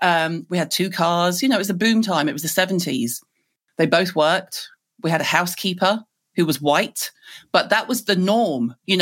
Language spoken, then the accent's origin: English; the South, United States; accent: US southern; southern accent, as in US southern accent, in Liverpool, where everyone would go, you sound dead funny. Where are you from?